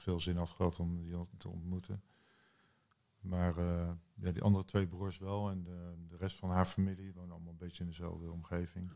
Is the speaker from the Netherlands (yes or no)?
no; New Zealand; ik ben geboren in Nieuw-Zeeland